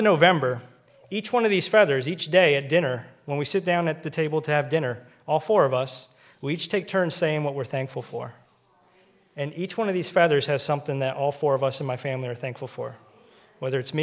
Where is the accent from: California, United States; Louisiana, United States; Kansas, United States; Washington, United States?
Washington, United States; Seattle; now in Pennsylvania, United States; we grew up on the West Coast out in Seattle